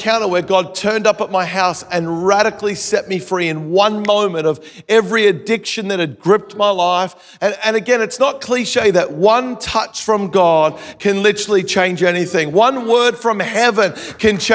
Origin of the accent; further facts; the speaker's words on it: Melbourne, Victoria, Australia; now in Gold Coast, Australia; I live on the Gold Coast. I grew up in Melbourne, Australia.